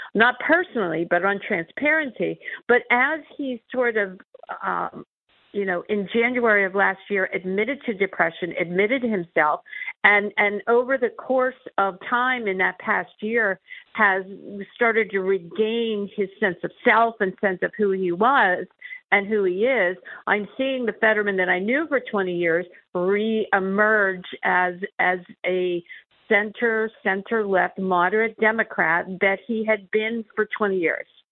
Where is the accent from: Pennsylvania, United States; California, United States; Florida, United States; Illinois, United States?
Pennsylvania, United States; my home state